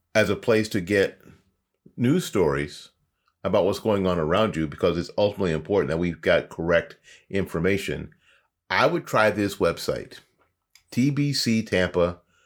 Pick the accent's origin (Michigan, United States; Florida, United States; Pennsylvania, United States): Florida, United States; accent: Florida; my Florida accent